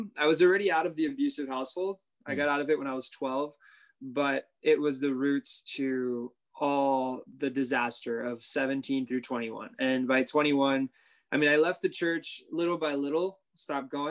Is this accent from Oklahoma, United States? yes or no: no; Miami, Florida, United States; Miami, born and raised. Okay. Still here